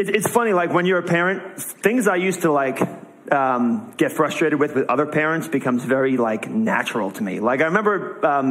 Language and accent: English; New York, United States; moved away as an adult; now in New England, United States; I'm from New York